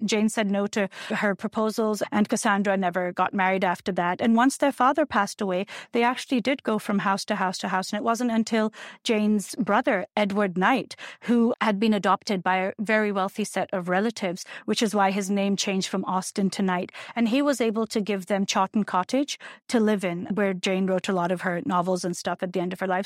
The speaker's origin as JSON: {"language": "English", "country": "Pakistan", "tie": "born or raised there", "moved": "as an adult", "lives_now": "United States", "said": "when I was growing up in Pakistan in the nineteen eighties"}